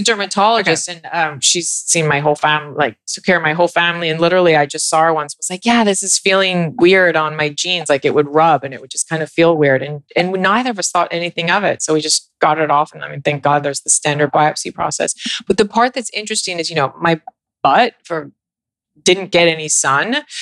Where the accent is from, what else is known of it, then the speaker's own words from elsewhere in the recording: New York, United States; I'm from New York